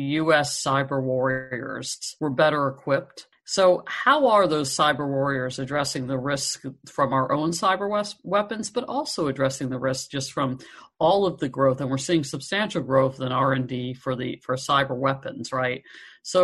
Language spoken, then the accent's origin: English; New Jersey, United States; now in West Coast, United States; I'm on the West Coast, obviously, but I understand my home state of New Jersey